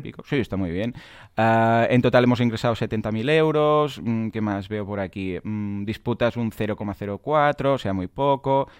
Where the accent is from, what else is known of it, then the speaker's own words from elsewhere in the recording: Catalonia, Spain; somos catalanes los dos